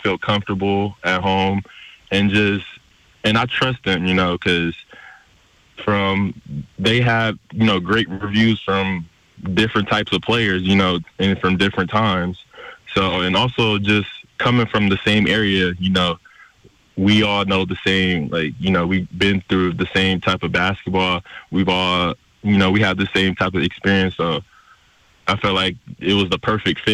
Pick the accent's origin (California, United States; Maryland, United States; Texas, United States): California, United States; San Francisco; I decided to go back to San Francisco City College, you know, play back in my hometown